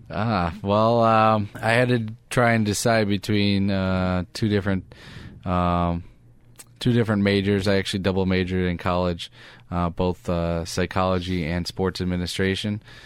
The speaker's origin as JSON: {"language": "English", "town": "Detroit", "region": "Michigan", "country": "United States", "tie": "born or raised there", "moved": "yes", "said": "I grew up in Detroit"}